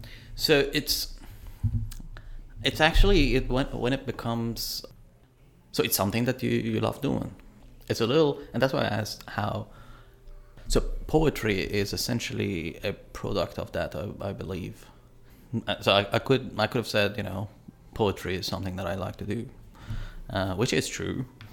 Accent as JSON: {"language": "English", "country": "Iran", "first_language": "fa", "second_language": "English", "said": "let me tell you this, that my mother tongue is Farsi, right? And as much as I can talk and express myself in that language, I probably won't be able to do the same quality in English."}